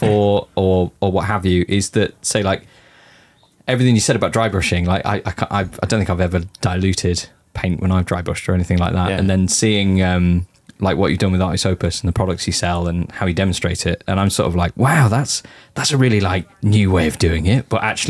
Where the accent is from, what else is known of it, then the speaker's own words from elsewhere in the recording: United Kingdom; as a British person